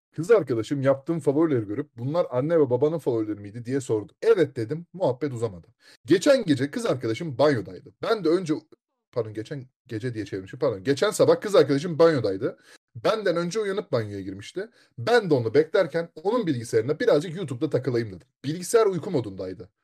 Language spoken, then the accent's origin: Turkish; Istanbul, Turkey; moved away; İstanbul'da doğdum